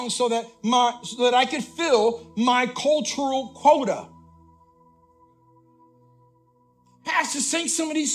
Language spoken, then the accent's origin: English; Puerto Rico; I'm Puerto Rican. I was born in Puerto Rico.